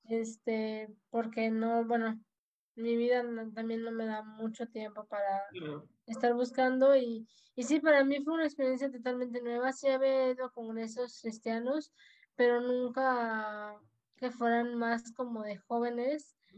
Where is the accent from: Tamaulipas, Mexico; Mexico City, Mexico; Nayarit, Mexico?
Tamaulipas, Mexico; Tampico; moved away as an adult; now in Tuxpan, Mexico; Yo soy de Tampico, Tamaulipas, originaria.